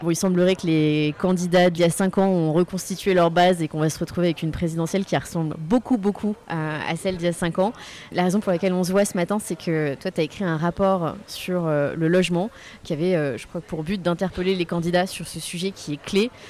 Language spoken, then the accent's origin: French; Limoges, Nouvelle-Aquitaine, France; je viens de Limoges, on sortait tous les week-ends aller voir mes grands-parents qui vivent dans un village, je sais pas, à 10 km de Limoges